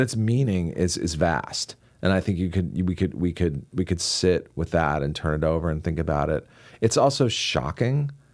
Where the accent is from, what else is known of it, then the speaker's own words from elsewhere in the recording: Washington, District of Columbia, United States; I grew up in Washington, D C, so I was surrounded by political talk